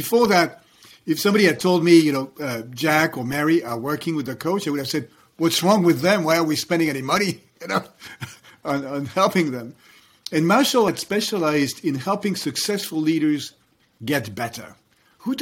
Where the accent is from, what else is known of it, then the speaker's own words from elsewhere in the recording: France; moved away; I was growing up in France